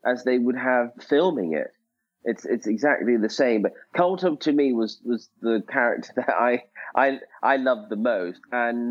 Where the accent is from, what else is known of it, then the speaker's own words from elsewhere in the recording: Scotland, United Kingdom; I am Scottish